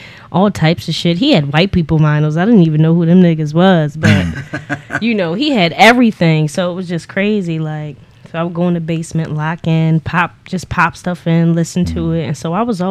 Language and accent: English; Baltimore, Maryland, United States; also born or lived in Salisbury, Maryland; I'm from here. Born and raised